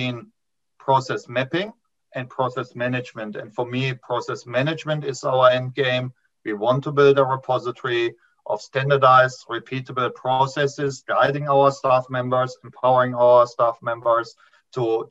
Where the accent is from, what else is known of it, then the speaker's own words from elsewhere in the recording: Germany; moved away as an adult; now in New Zealand; this is not a TV accent. I immigrated from Germany 15 years ago to New Zealand